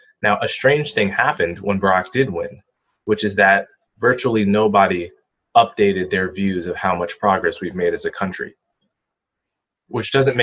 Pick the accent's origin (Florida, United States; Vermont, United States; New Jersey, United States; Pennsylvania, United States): New Jersey, United States; I grew up in New Jersey